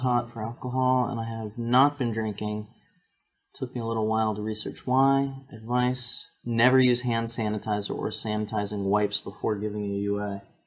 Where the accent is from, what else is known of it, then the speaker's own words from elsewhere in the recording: New Jersey, United States; also born or lived in Lancaster, Pennsylvania; most of my adolescence, teenage, high school years, early college was New Jersey